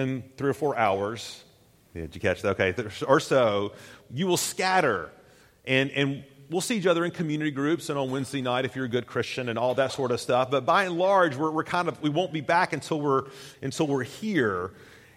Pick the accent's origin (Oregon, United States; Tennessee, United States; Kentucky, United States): Tennessee, United States; I grew up in Tennessee, and I grew up going to Tennessee football games in Knoxville